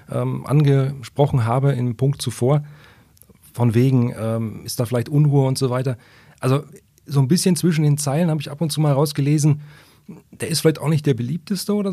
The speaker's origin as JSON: {"language": "German", "town": "Wolfsburg", "region": "Lower Saxony", "country": "Germany", "tie": "born or raised there", "said": "ich bin gebürtiger Wolfsburg."}